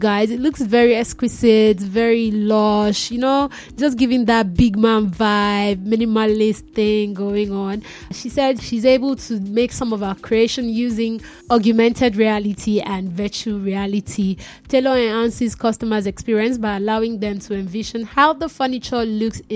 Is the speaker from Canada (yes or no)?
no; Nigeria; being a Nigerian